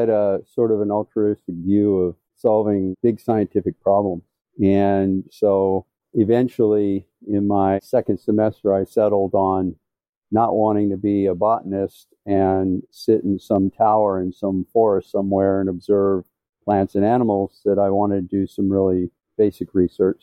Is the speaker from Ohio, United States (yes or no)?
no; Washington, District of Columbia, United States; As a kid growing up in the Washington, D.C. area